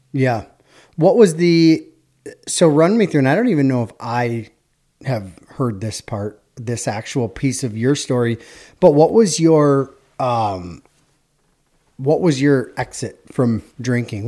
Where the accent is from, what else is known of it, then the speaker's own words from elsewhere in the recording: Hudson, Wisconsin, United States; we're from Hudson